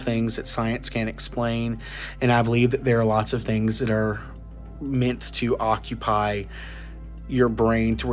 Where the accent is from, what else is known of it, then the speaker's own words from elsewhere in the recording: Ashley County, Arkansas, United States; my hometown, or my home county, of Ashley